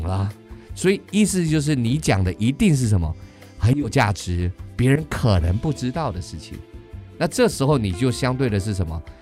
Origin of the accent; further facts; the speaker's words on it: Taiwan; accent: Taiwanese English; 我们又是台式英文